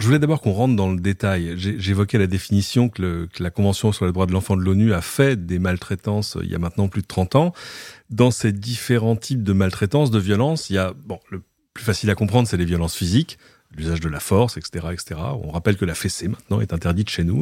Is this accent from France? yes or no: yes; France; chez nous en France